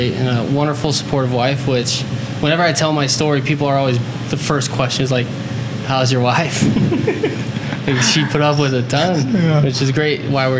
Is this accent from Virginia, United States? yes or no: no; St. George, Utah, United States; now in Salt Lake City, United States; I'm from St. George, which is great. I'm glad to be in Salt Lake, though. It's a much different environment. I'm 27